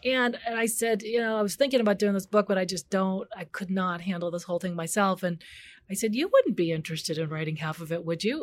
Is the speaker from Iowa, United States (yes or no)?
no; Chicago, Illinois, United States; I grew up in the North Park area, so it's a really sleepy area, sort of known for maybe W T D W or Northeastern Illinois University